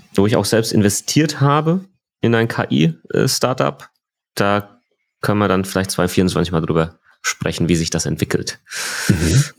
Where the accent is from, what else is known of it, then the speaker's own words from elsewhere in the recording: Germany; bei uns in Deutschland